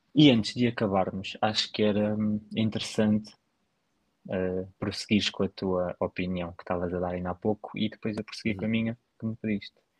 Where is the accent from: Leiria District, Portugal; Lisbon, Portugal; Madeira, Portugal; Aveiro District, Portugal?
Lisbon, Portugal; Sintra; eu sou de Sintra, praticamente. Eu sou de uhum. Sintra, a minha morada oficialmente diz Sintra, portanto, eu sou de Sintra